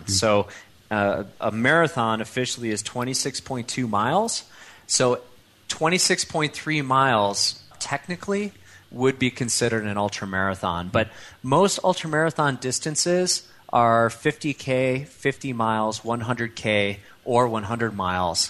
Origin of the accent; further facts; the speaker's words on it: Chicago, Illinois, United States; accent: Midwest; moved away as an adult; also born or lived in Europe / Colorado; now in Lafayette, Colorado, United States; I grew up in suburban Chicago